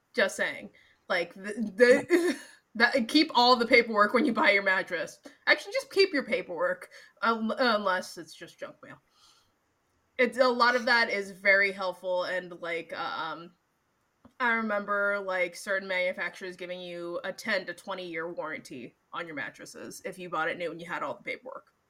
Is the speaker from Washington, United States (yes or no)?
yes; Seattle, Washington, United States; I'm from Seattle